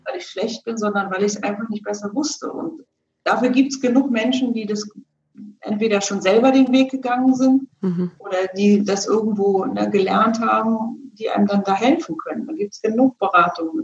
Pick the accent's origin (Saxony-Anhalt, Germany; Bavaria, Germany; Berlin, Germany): Berlin, Germany; ich bin ja selber in, in Ostberlin groß geworden